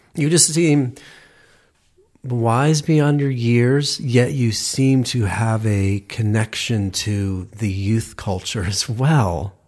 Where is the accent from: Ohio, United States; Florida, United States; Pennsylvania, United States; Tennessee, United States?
Ohio, United States; just outside Cleveland; I'm from Ohio